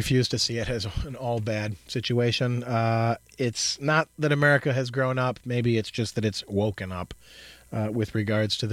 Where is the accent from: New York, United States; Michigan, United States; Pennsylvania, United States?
Michigan, United States; teenagers growing up in Michigan, which, since I did exactly